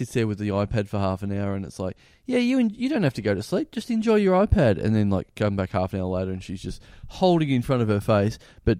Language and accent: English; Maryborough, Australia; growing up in Maryborough where it's like, shops are shut at 6 o'clock. Nothing's open. The fish shop might be open till 7:30.